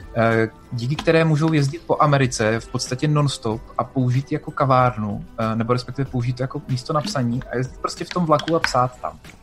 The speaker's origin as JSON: {"language": "Czech", "town": "Brno", "region": "South Moravian Region", "country": "Czechia", "said": "já jsem z Brna"}